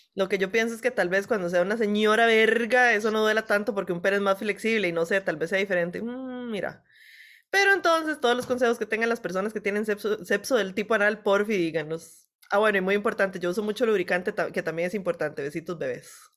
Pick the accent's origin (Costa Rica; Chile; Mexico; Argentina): Costa Rica